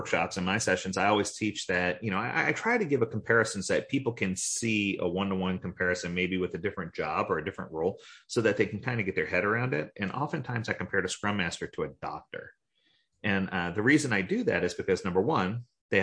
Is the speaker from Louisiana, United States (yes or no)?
yes; New Orleans, Louisiana, United States; now in Florida, United States; I grew up in New Orleans